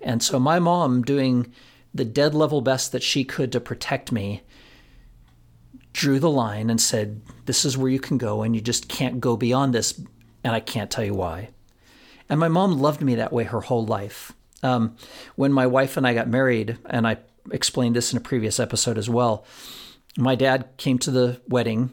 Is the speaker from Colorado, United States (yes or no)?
yes; Florence, Colorado, United States; in my hometown of Florence, Colorado